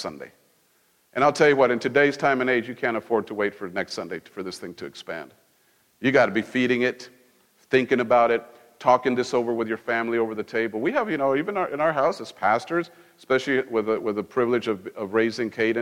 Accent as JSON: {"language": "English", "country": "Mexico", "tie": "born or raised there", "moved": "yes", "said": "I grew up in Mexico."}